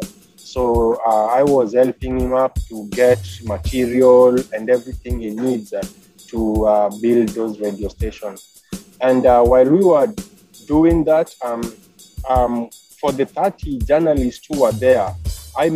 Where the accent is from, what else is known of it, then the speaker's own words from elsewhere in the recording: Kenya; moved away as an adult; now in California, United States; I'm originally from Africa, Kenya.